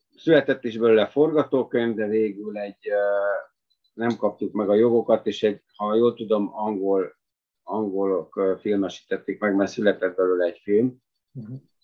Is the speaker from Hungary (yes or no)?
yes; Budapest, Hungary; moved away as an adult; now in Bánd, Hungary; Én tényleg budapesti vagyok, és tíz, hát valamivel több mint tíz évvel ezelőtt költöztem Bándra